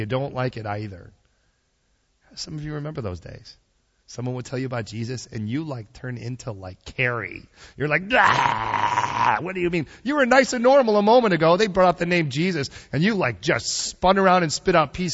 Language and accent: English; Chicago, Illinois, United States; moved away; I'm from Chicago originally.